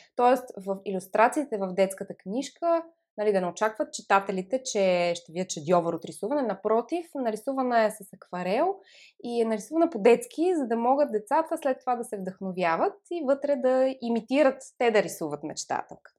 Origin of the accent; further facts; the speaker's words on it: Montana, Montana Province, Bulgaria; аз съм родом от Монтана